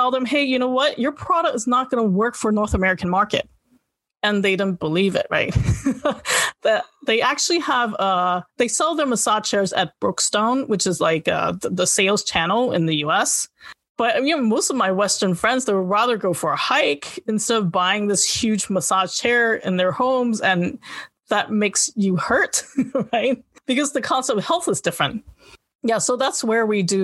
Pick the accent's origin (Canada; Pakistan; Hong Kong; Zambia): Hong Kong; moved away; also born or lived in United States; I grew up in Hong Kong. I grew up bilingual.